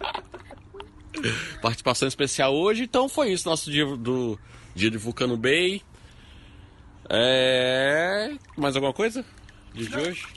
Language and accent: Portuguese; Brazil